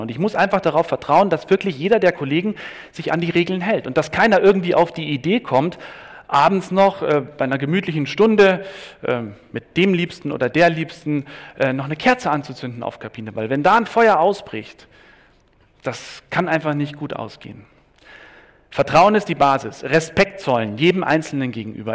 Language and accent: German; Bavaria, Germany; ich bin Bayer